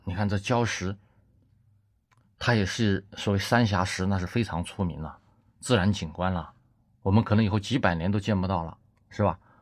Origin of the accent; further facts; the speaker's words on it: China; 我们中国人民